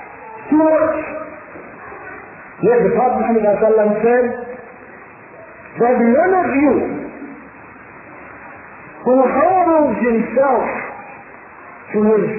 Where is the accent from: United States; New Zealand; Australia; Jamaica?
Jamaica; I'm a Jamaican.